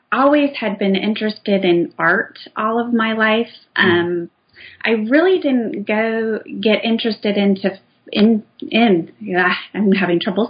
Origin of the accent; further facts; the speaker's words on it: Indiana, United States; I grew up in Indiana in the Midwest